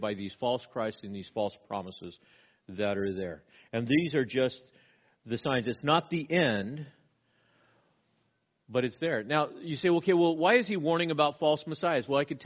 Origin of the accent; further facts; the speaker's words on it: Southern California, United States; now in Pacific Northwest, United States; I grew up in Southern California. We had earthquakes all the time